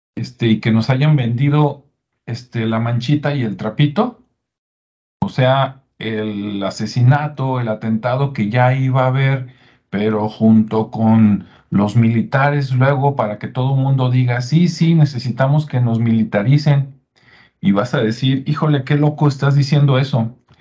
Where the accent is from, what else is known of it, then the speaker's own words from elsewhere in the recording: Mexico; aquí, en mi estado, en mi municipio, en mi país